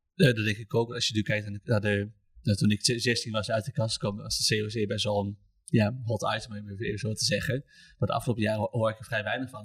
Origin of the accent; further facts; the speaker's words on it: Almelo, Overijssel, Netherlands; moved away as an adult; now in Oldenzaal, Netherlands; 25, kom uit Almelo. Ik woon inmiddels in Oldenzaal.